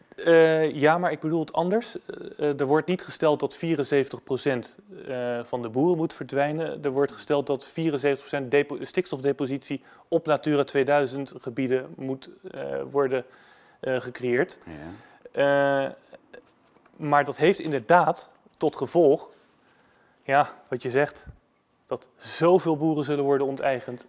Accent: Netherlands; als Nederlander. Ik hou van mijn land

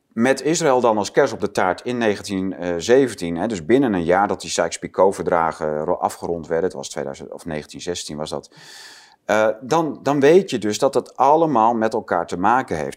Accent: Netherlands; als Nederlander

